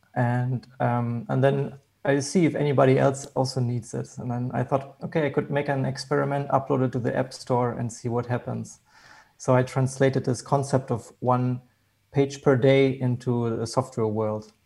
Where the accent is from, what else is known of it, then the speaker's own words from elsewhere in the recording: Hanover, Lower Saxony, Germany; I'm from Germany.